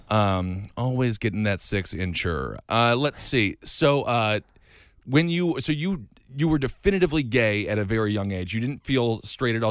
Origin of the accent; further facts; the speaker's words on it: Stevens Point, Wisconsin, United States; moved away; also born or lived in Milwaukee; I grew up in a town called Stevens Point, and then I went to school at Milwaukee